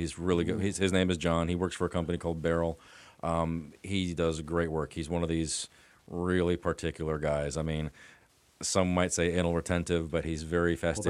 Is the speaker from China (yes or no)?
no; Jefferson City, Missouri, United States; I was born in Jeff City and sort of raised in upstate New York and Pennsylvania and Ohio.